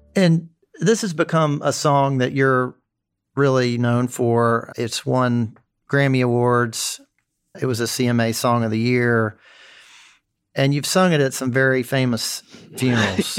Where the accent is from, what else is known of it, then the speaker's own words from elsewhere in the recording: Memphis, Tennessee, United States; my hometown of Memphis